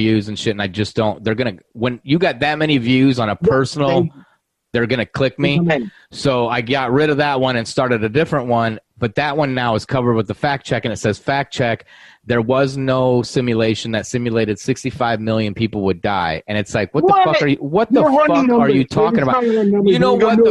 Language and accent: English; Sioux City, Iowa, United States; I'm from Iowa, Sioux City, Iowa